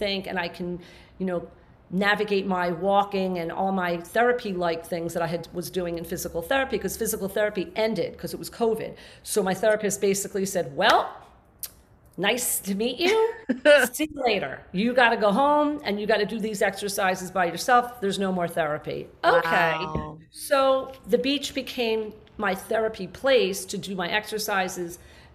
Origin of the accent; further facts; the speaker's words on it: New Jersey, United States; I moved down to South Jersey, my hometown